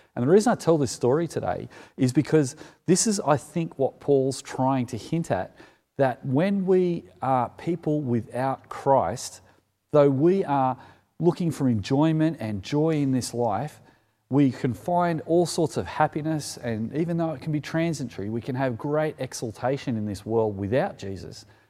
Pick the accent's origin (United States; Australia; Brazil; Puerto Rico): Australia; Sutherland Shire, New South Wales; as a kid growing up in the Solomon Shire